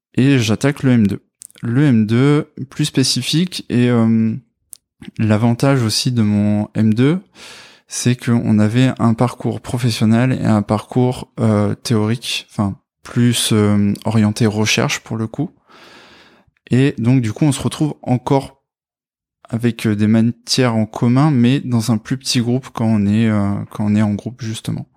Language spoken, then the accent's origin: French; Brive-la-Gaillarde, Nouvelle-Aquitaine, France; moved away as an adult; now in Bordeaux, France; je viens de Corrèze, de Brive-la-Gaillarde, et je suis sur Bordeaux depuis à peu près 8 ans